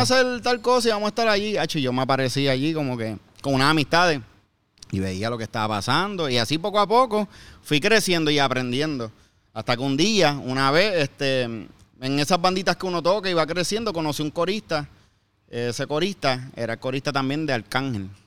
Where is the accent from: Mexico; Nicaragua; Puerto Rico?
Puerto Rico; Bayamón; moved away as an adult; En Puerto Rico, yo, yo soy de Bayamón. Yo toda ah, mi vida he, vivido en Bayamón hasta que me mudé después del huracán